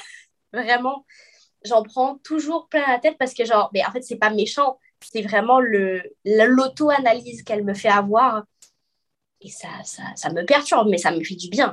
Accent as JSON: {"language": "French", "country": "Guadeloupe", "moved": "as an adult", "lives_now": "Quebec, Canada", "said": "je suis guadeloupéenne, mais je vis au Québec depuis bientôt six ans"}